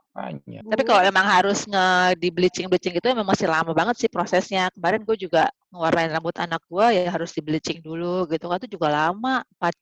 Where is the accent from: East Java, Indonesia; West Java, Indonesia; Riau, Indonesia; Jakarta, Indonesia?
Jakarta, Indonesia; also born or lived in Aceh / Bandung; Lahir di Aceh, terus gue kelas 4 SD pindah ke Jakarta besar hmm? Jakarta, kuliah di Bandung.